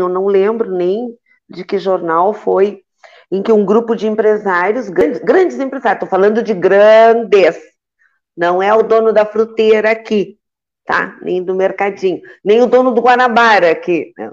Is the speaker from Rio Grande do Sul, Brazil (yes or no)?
yes; Santa Vitória do Palmar, Rio Grande do Sul, Brazil; Santa Vitória, que é a minha terra natal